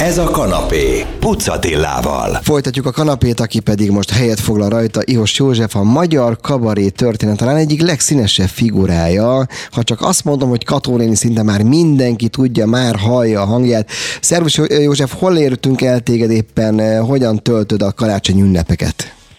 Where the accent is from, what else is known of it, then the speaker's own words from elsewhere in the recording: Budapest, Hungary; én született budapesti vagyok